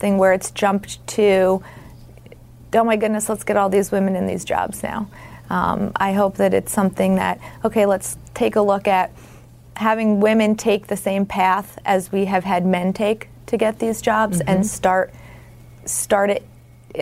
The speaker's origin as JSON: {"language": "English", "town": "Syracuse", "region": "New York", "country": "United States", "tie": "born or raised there", "said": "I grew up just outside Syracuse, New York"}